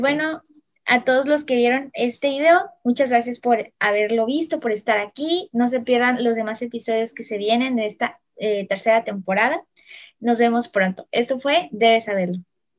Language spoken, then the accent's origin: Spanish; Veracruz, Mexico; los que somos de aquí de Veracruz